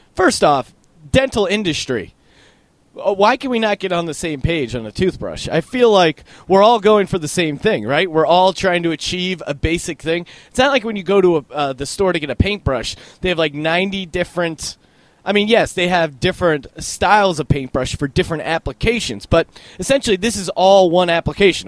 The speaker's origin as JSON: {"language": "English", "town": "Bethlehem", "region": "Pennsylvania", "country": "United States", "said": "Bethlehem, Pennsylvania, where I'm originally from"}